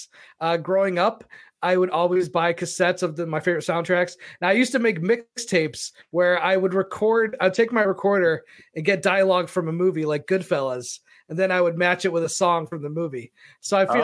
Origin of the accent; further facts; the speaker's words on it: East Coast, United States; also born or lived in Los Angeles; now in Wisconsin, United States; I grew up on the East Coast.